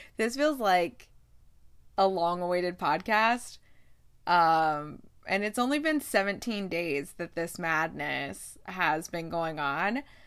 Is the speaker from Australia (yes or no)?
no; Midwest, United States; I'm from the Midwest.